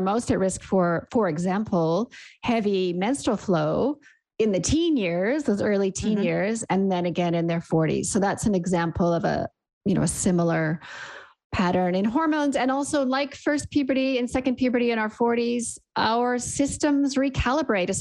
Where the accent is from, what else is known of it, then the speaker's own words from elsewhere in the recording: Canada; accent: Canadian; moved away as an adult; also born or lived in Sydney, Australia; now in New Zealand; You can hear from my accent, I'm Canadian.